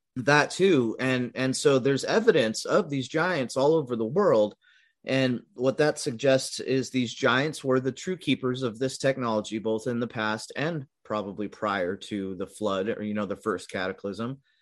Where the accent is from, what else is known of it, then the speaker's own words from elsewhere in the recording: California, United States; moved away as an adult; also born or lived in Midwest; I was born and raised in California for like twenty-five years